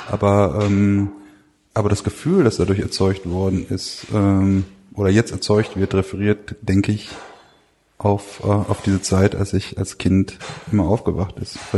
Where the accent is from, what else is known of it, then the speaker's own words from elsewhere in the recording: North Rhine-Westphalia, Germany; Ich komme aus dem Ruhrgebiet.